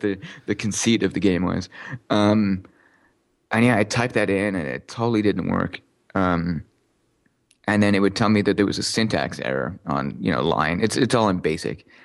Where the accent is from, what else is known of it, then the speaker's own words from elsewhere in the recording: Canada; also born or lived in Newcastle, England; I'm Canadian